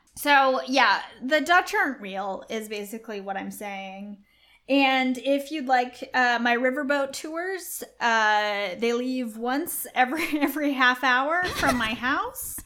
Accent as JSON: {"language": "English", "country": "Australia", "accent": "Australian", "said": "my Australian accent"}